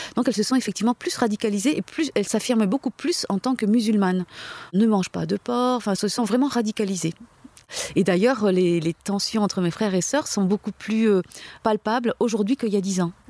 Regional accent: France; Je suis née en France. Euh, mes parents sont arrivés, euh, pendant la guerre

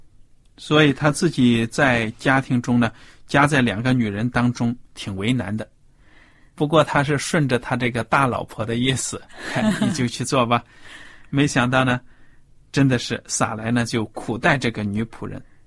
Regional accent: China; 我们中国人

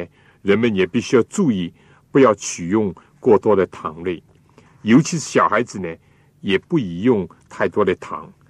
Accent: China; 我们中国人有的时候呢，为了讲究口味，或者为了使得这个菜的颜色鲜艳一点呢。

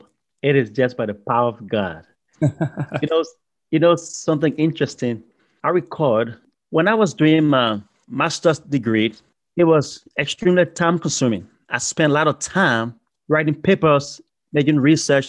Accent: Liberia; moved away; also born or lived in Ghana; I'm originally from Liberia, West Africa, on the coast of the Atlantic Ocean, a beautiful, beautiful country

